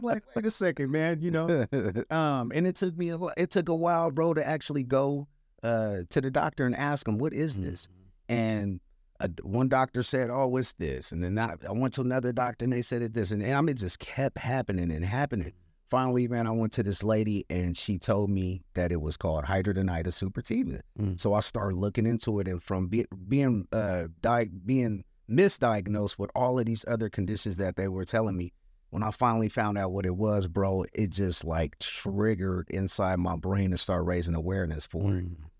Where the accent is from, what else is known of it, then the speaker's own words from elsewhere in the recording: Santa Monica, California, United States; I grew up in Santa Monica, California. We had the beach right there. We walked to the beach. I mean, my high school was two blocks away from the beach.